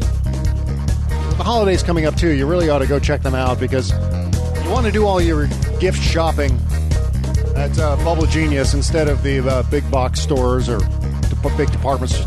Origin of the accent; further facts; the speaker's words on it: Northern Virginia, United States; moved away; also born or lived in Pennsylvania; I grew up in Northern Virginia